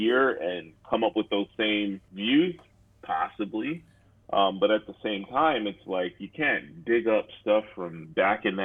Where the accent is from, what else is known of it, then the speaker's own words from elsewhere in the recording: United States; since we're American